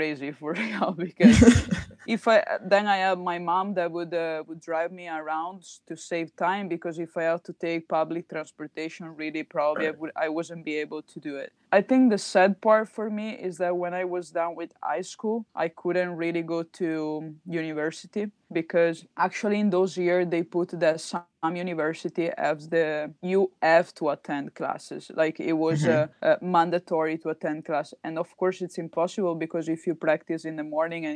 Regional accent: Treviso, Veneto, Italy; I'm from Treviso

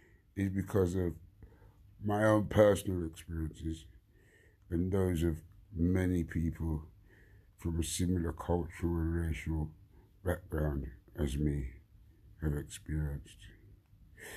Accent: London, United Kingdom; I grew up in Wandsworth, like 50 years of that, growing up in Wandsworth

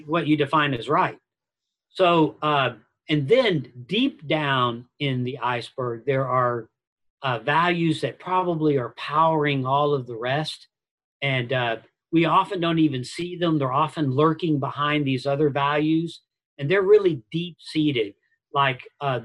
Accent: United States; I'm an American

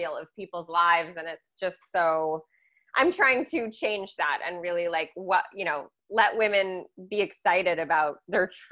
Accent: Newton, Massachusetts, United States; also born or lived in Milton, Massachusetts; I grew up in Newton, Massachusetts, the West Edge

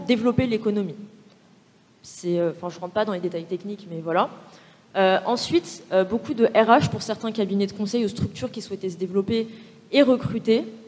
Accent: Val-de-Marne, near Orly, Île-de-France, France; also born or lived in Algeria; je suis née, j'ai grandi euh, en banlieue euh, dans le 94, vers Orly

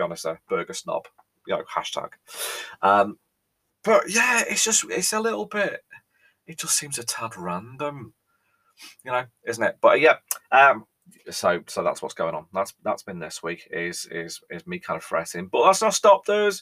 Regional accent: North West England, United Kingdom; as an Englishman, as a Brit, and I say Englishman through gritted teeth

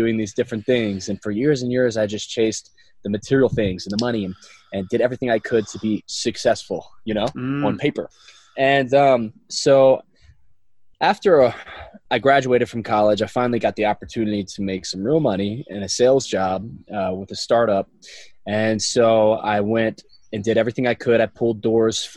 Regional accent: central Louisiana, United States; I'm originally from Louisiana. Grew up a traditional central Louisiana kind of lifestyle

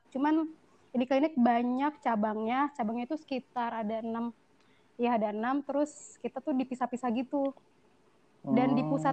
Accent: Bekasi, West Java, Indonesia; born there; moved away as an adult; iya cek gue lahir di Bekasi

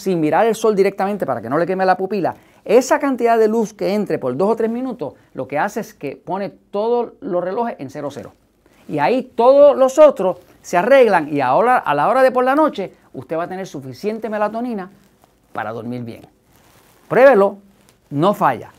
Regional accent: Puerto Rico; nosotros no hablamos en Puerto Rico, no hablamos español

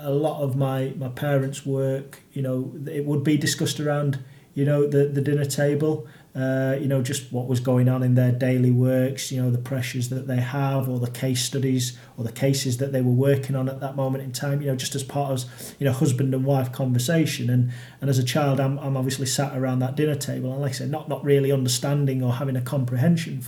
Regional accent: Sheffield, Yorkshire and the Humber, United Kingdom; also born or lived in Doncaster / Lincoln; I was born and raised in Sheffield.

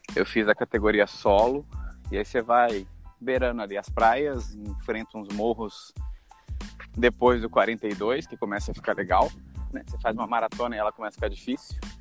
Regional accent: interior of São Paulo, Brazil; Eu sou do interior de São Paulo

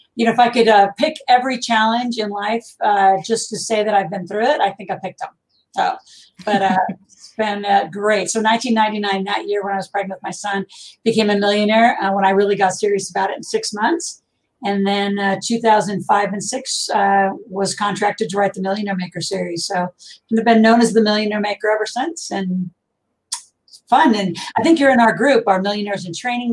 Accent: Nebraska, United States; I grew up in a farm in Nebraska

